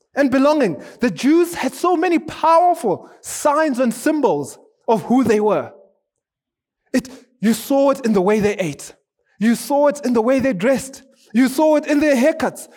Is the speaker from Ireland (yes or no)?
no; Zimbabwe; also born or lived in South Africa; now in Kenya; I'm from Zimbabwe.